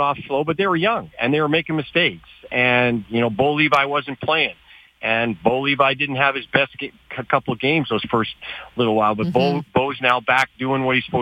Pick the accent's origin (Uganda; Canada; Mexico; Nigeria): Canada; Calgary, Alberta; also born or lived in United States; I'm kind of privileged in the fact that I grew up in Calgary